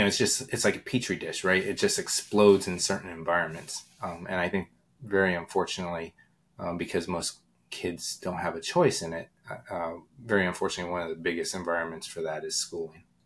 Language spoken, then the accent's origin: English; Pottsville, Pennsylvania, United States; moved away as an adult; I moved back to my hometown uh, of Pottsville in seventh grade